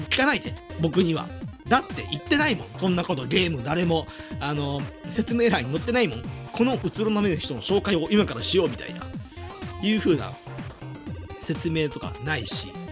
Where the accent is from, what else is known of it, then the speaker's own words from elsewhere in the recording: Hyogo, Japan; moved away as an adult; now in Itabashi, Tokyo, Japan; 僕、まあの兵庫県の出身で、まあ、関西の出身